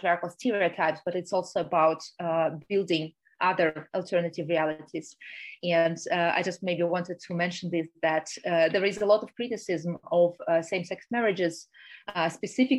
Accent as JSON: {"language": "English", "country": "Russia", "moved": "yes", "said": "I'm originally from Russia and I still have a Russian passport"}